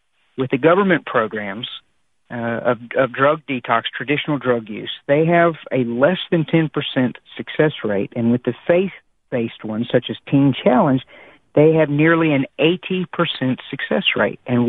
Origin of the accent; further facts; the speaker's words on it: United States; I'm an American